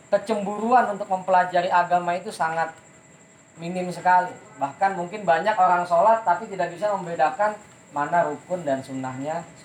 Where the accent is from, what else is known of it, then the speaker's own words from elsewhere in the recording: Jakarta, Indonesia; saya ini kan orang Jakarta udah sampai Jakarta